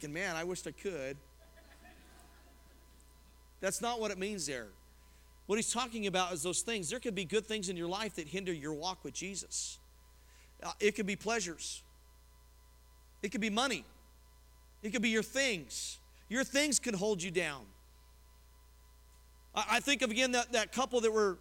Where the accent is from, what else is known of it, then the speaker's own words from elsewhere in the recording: Colorado, United States; as a kid, I grew up in Colorado, and we'd have big blizzards out there